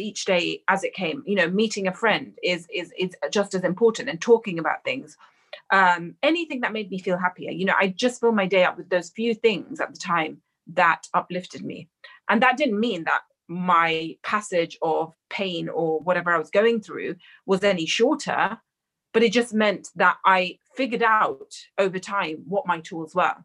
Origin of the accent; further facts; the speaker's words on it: London, United Kingdom; an Indian girl raised in London